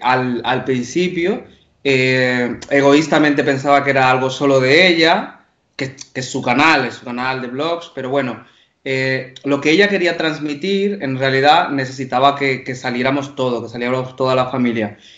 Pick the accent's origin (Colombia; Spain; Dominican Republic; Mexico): Dominican Republic; como dominicanos